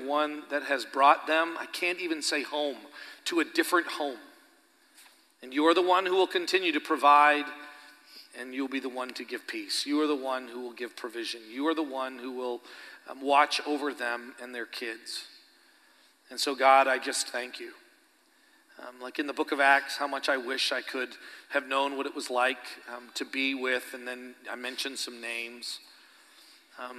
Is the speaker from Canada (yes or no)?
yes; Canada; moved away as an adult; now in Stillwater, United States; I'm Canadian, but it's because I'm Christian.